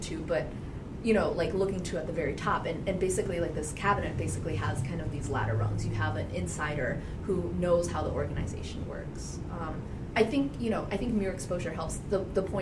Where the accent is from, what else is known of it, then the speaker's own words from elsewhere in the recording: Minnesota, United States; I'm from Minnesota as well, and so my identity as a Midwesterner also drives a lot of how I interact